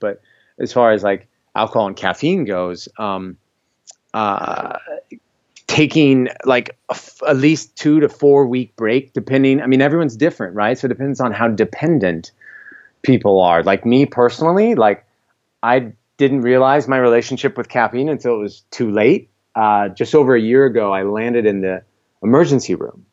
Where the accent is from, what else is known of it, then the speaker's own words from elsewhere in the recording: Iowa, United States; also born or lived in California / Miami; born and raised in Iowa. I'm here presently